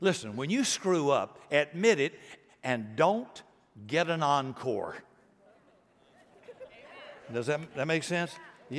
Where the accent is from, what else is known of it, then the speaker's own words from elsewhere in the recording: Deep South, United States; I grew up in the Deep South, racist South, before integration and before civil rights.